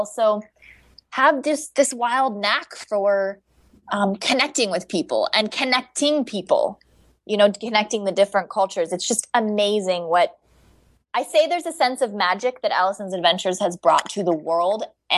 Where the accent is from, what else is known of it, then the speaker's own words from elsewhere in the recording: Bali, Indonesia; And then I grew up in Indonesia, so Bali Bali is definitely a second home to me.